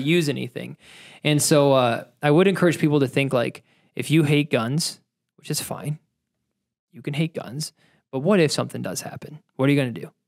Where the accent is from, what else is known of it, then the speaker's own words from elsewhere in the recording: Ohio, United States; I grew up in Ohio, so I grew up skeet shooting